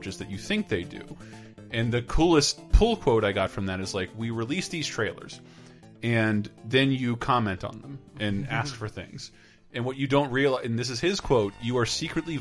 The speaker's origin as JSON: {"language": "English", "region": "Florida", "country": "United States", "tie": "born or raised there", "moved": "yes", "said": "Growing up in Florida"}